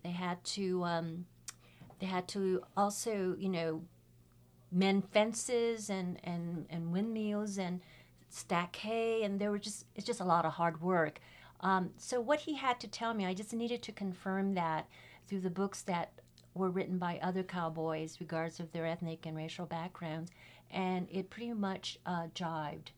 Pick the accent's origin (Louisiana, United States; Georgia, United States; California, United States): California, United States; San Francisco; I was also born and raised in San Francisco Chinatown